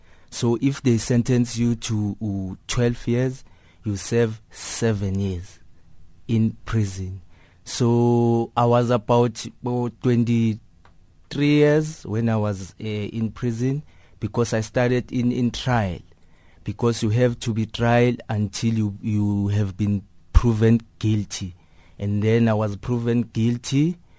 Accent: Soweto, Gauteng, South Africa; As a young person growing up on Soweto, you know, we saw crime as a way of living, you know, because we saw older people than us who were doing crime.

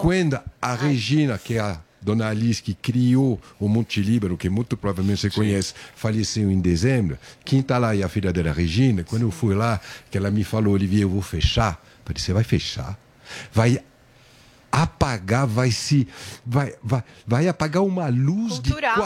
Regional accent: France; Portuguese is a second language; moved away as an adult; now in Brazil; Era francês, agora eu sou brasileiro

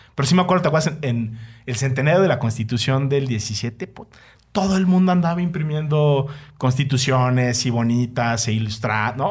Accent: Mexico; Soy un mal, mexicano

